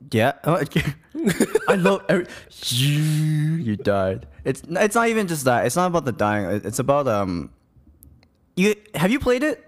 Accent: Bangkok, Thailand; I'm from Bangkok

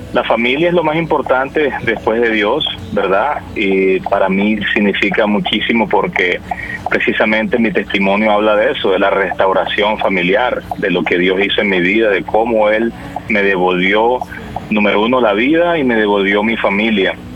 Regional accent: Valledupar, Cesar, Colombia; yo soy de Valledupar, Colombia.

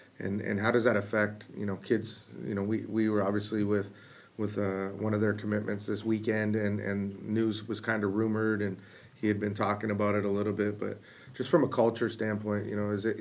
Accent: Canada; being a Canadian

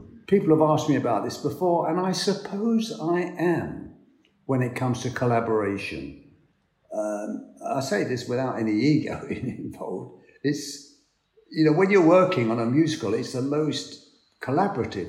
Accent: London, United Kingdom; I'm from Hackney

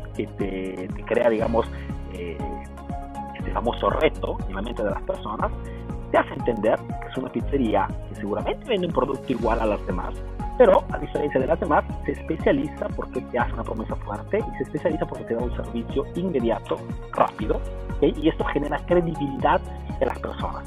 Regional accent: Peru; yo soy peruano

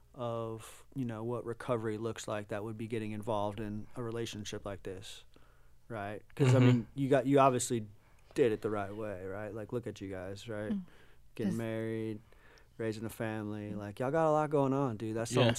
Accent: Florida, United States; I grew up in Florida bass fishing and saltwater fishing my whole life, dude.

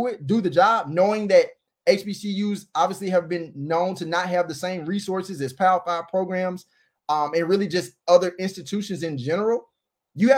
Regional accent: Jackson, Mississippi, United States; I'm from Jackson

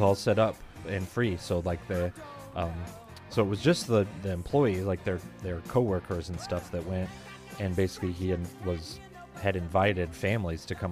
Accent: Midwest, United States; accent: Midwest

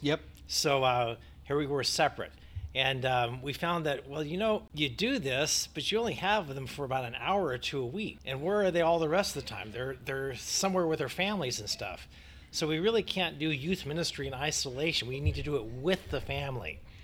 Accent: United States; also born or lived in Northern California; I'm from the United States

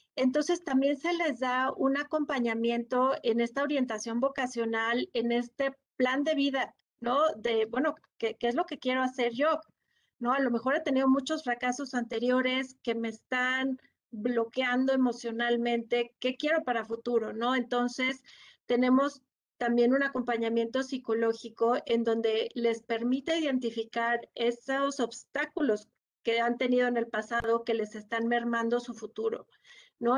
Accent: Mexico; todos como mexicanos

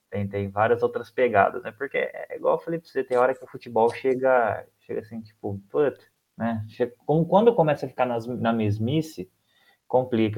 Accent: near Presidente Prudente, interior of São Paulo, Brazil; eu sou aqui do interior de São Paulo, perto de Presidente Prudente

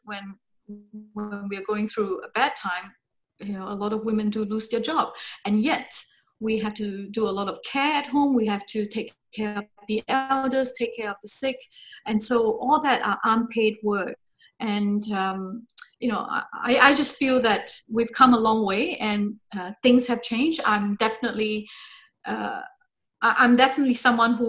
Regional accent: Singapore; I grew up in Singapore. I was born there

